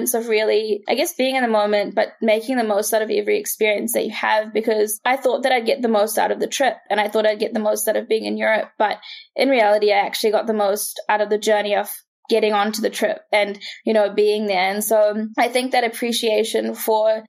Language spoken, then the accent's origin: English; New Zealand; growing up in New Zealand